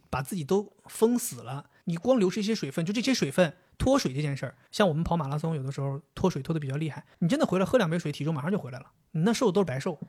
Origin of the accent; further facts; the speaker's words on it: Northeast China, China; 我作为一个东北人